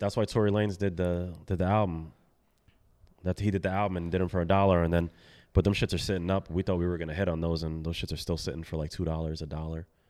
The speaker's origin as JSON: {"language": "English", "town": "Milford", "region": "Connecticut", "country": "United States", "tie": "born or raised there", "also_born_or_lived": "Bronx, New York", "said": "I was born in the Bronx and then, um, raised out in Milford"}